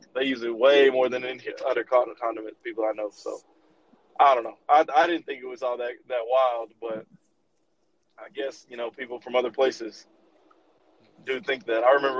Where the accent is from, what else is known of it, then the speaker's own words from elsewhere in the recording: Texas, United States; we're from Texas